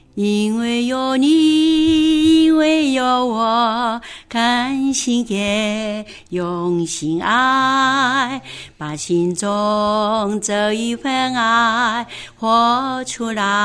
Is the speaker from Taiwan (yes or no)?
yes; Taitung, Taitung County, Taiwan; 我那个土生土长台东人